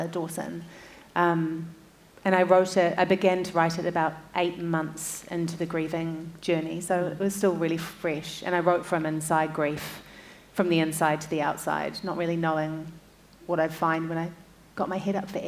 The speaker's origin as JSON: {"language": "English", "region": "Auckland", "country": "New Zealand", "tie": "born or raised there", "said": "I was born and raised in Tamaki Makaurau, where most of my family still lives"}